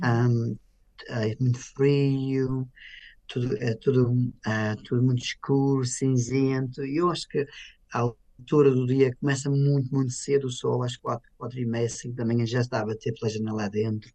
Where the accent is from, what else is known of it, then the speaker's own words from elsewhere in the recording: Portugal; moved away as an adult; now in United Kingdom; tenho a honra de nascer em Portugal